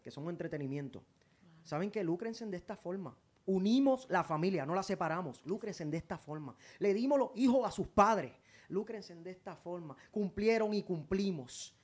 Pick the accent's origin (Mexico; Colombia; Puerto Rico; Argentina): Puerto Rico; also born or lived in Spain; Yo soy de Puerto Rico. Puerto Rico me hizo. Yo soy de aquí